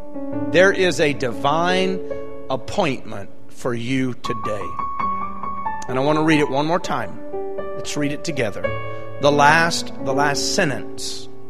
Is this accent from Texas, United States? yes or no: yes; Victoria, Texas, United States; also born or lived in McAllen, Texas; I'm originally from Victoria, Texas